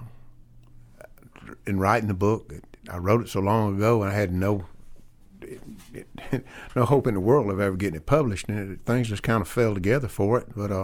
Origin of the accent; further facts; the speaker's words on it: Hogansville, Georgia, United States; A local boy. I was born and raised in Hogansville.